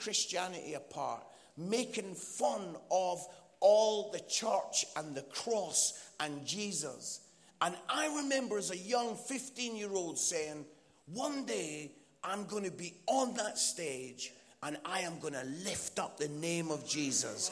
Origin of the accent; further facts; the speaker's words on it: Edinburgh, Scotland, United Kingdom; accent: Scottish; my Scottish accent